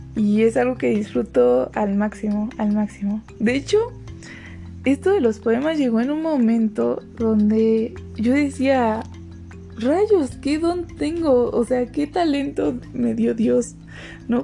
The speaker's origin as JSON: {"language": "Spanish", "region": "State of Mexico", "country": "Mexico", "said": "Tengo 22 años y soy del, Estado de México."}